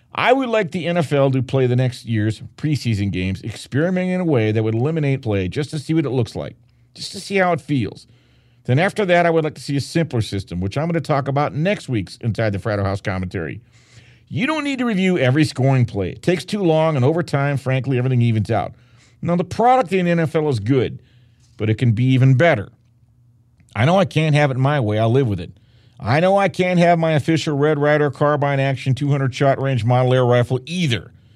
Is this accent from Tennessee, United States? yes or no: no; Detroit, Michigan, United States; now in Las Vegas, United States; my hometown of Detroit, where I covered the Lions for ten years